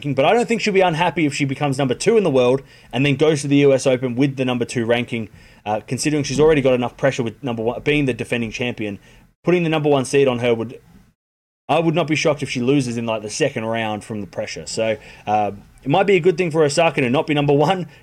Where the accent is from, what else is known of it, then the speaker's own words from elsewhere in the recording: Australia; as an Australian